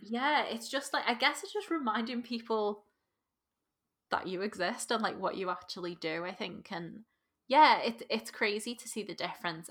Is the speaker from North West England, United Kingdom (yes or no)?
yes; Liverpool, North West England, United Kingdom; accent: Scouse; as a scouser